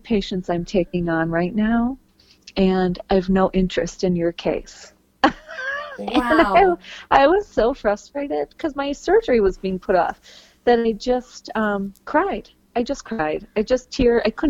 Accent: Green Bay, Wisconsin, United States; I grew up in Green Bay, Wisconsin

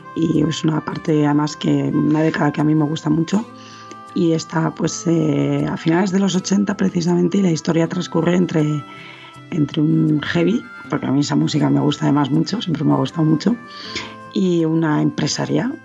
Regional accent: Madrid, Community of Madrid, Spain; madrileña, nací en Madrid, en España

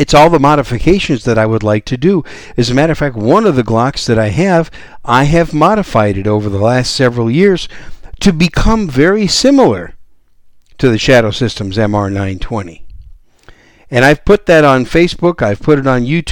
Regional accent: Wisconsin, United States; also born or lived in New York City, United States; now in San Antonio, United States; I was born in New York City, raised in Wisconsin as a cheesehead, and now I live down here in the great gun-friendly state of Texas

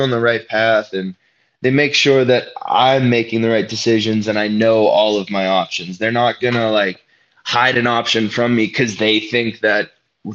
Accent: Western Pennsylvania, United States; I'm from Pennsylvania. And even though I consider myself a mediocre Western Pennsylvania wrestler

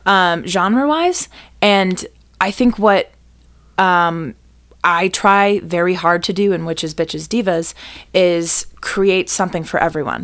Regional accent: Boston, Massachusetts, United States; also born or lived in New York / Fort Worth, Texas; now in Chicago, United States; I'm originally from the Boston area

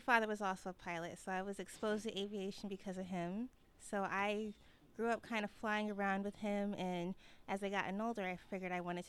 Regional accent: Minnesota, United States; moved away as an adult; now in Florida, United States; I'm from Minnesota, so I actually came down here to go to school and take flight lessons.

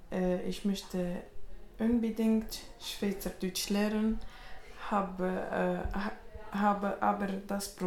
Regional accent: Tunisia; first language Arabic; German is a second language; now in Switzerland; Ich komme aus Tunesien. Meine Muttersprache ist Arabisch. Äh, ich, ich spreche Arabisch und Französisch.

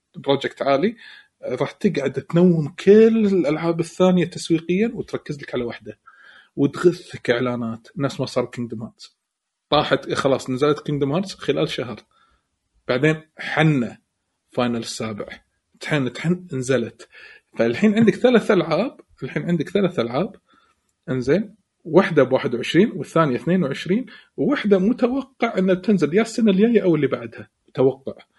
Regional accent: Kuwait; عندنا بالكويت

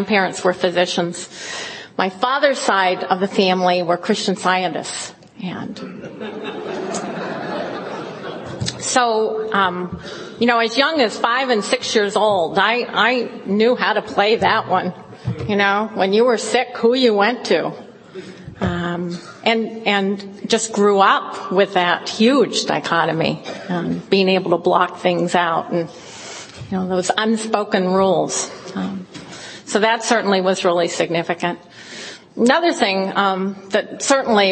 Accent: Fresno, California, United States; I grew up in the Central Valley in California, in Fresno.

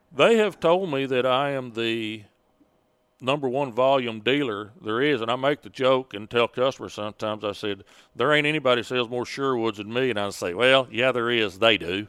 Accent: Sand Springs, Oklahoma, United States; Sand Springs, Oklahoma. Uh, about twenty-five miles northwest of Tulsa, out in Osage County in a little log cabin in the woods

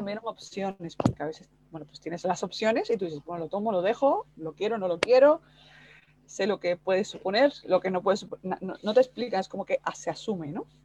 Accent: Cuba; moved away; yo soy cubana

